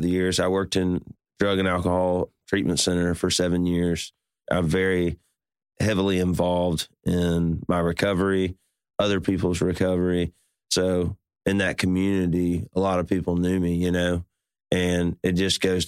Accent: Birmingham, Alabama, United States; I grew up in Birmingham, Alabama

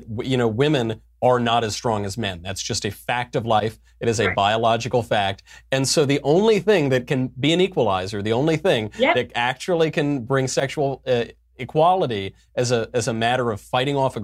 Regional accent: New York City, New York, United States; a New Yorker who knows how New Yorkers talk

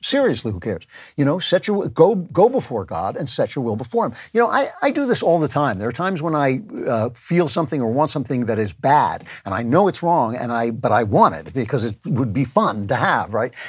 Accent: United States; I am an American

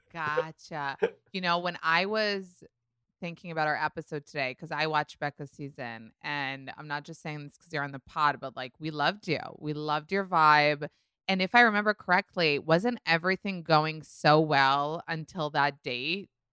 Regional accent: New York, United States; I'm a New Yorker

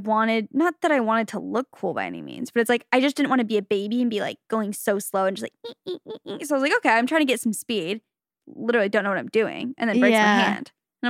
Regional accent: Utah, United States; I grew up in Utah and assumed everyone knew how to ski and snowboard besides me.

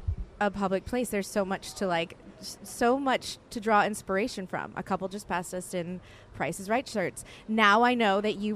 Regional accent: New Orleans, Louisiana, United States; now in Los Angeles, United States; I'm from New Orleans.

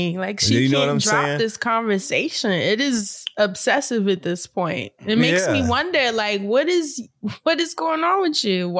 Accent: New York, United States; moved away; God, I'm such a New Yorker.

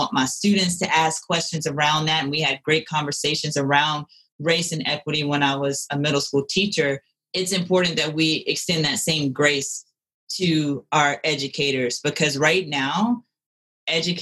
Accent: Louisiana, United States; moved away as an adult; now in Colorado, United States; growing up in the South, I grew up in a predominantly white city. So I was one of a few or the only one. And that was part of my impetus for wanting to leave Louisiana

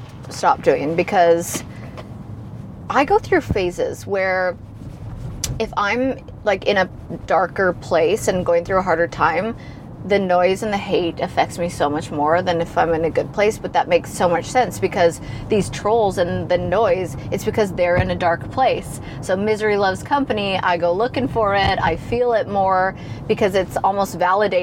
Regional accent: Canada; I'm Canadian

